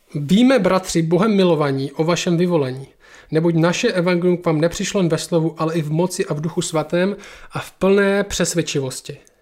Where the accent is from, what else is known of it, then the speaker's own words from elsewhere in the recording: Czechia; my jsme Češi